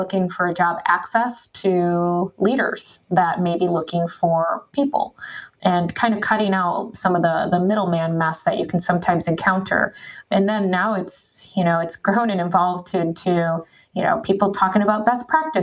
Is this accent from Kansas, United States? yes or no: no; Michigan, United States; I grew up in Michigan.